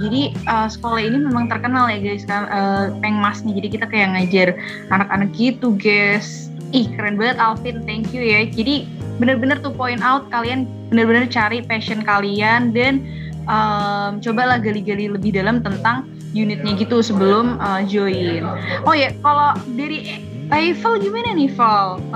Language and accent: Indonesian; Central Java, Indonesia; aku dari Jawa Tengah